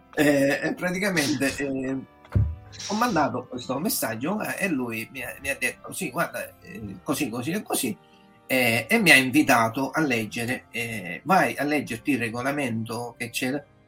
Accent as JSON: {"language": "Italian", "town": "Catania", "region": "Sicily", "country": "Italy", "tie": "born or raised there", "moved": "as an adult", "lives_now": "Parma, Italy", "said": "sono originario di Catania, però vivo dal 2020 eh, a Parma, eh, in Emilia Romagna"}